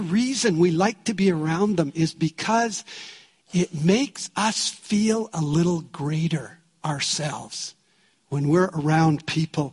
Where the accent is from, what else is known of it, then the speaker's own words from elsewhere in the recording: Canada; We're from Canada